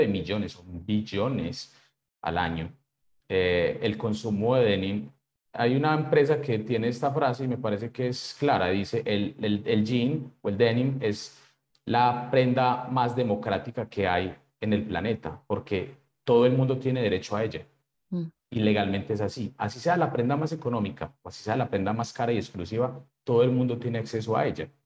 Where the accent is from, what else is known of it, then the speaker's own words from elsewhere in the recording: Colombia; como buen colombiano